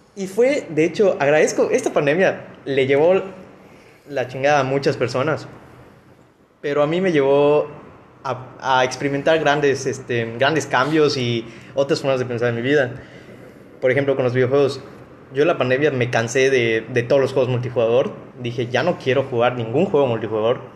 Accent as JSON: {"language": "Spanish", "country": "Mexico", "said": "soy mexicano"}